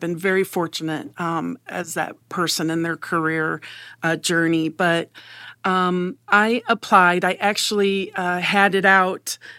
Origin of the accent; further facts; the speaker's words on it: Indiana, United States; also born or lived in Illinois; Okay, so I was born in Illinois, but the majority of my years have been in Indiana.